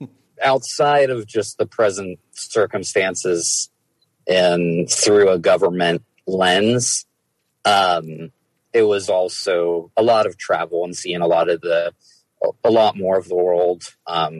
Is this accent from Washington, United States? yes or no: no; Dayton, Ohio, United States; moved away as an adult; also born or lived in Pittsburgh, Pennsylvania / Cincinnati, Ohio / Chicago, Illinois; now in Milwaukee, United States; So I was born in Pittsburgh. I mostly grew up in Ohio. My first apartment was in Cincinnati, though I grew up outside Dayton